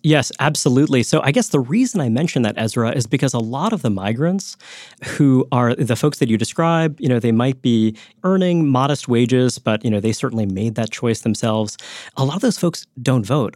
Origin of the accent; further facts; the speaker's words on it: New York, United States; I grew up in Brooklyn, New York